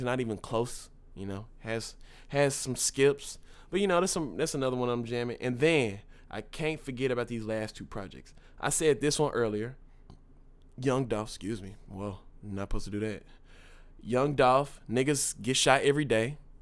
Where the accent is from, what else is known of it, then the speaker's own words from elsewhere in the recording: Dallas, Texas, United States; I'm from Dallas